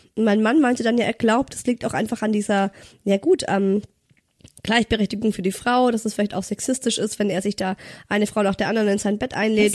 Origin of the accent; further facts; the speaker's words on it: Ulm, Baden-Württemberg, Germany; moved away; ich komme ja ursprünglich aus Ulm